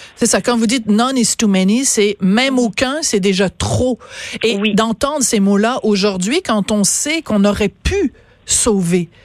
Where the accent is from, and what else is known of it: Quebec, Canada